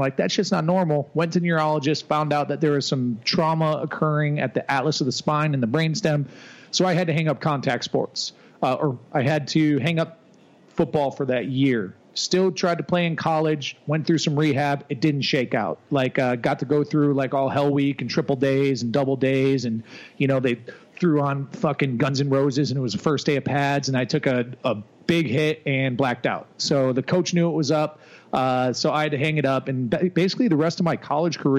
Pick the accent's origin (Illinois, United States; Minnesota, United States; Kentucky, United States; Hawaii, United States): Illinois, United States; Naperville; moved away as an adult; I'm from Chicagoland area, a city called Naperville